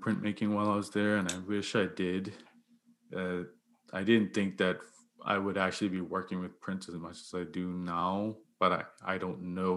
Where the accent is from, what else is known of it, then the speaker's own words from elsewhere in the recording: Bermuda; now in Nova Scotia, Canada; I'm from Bermuda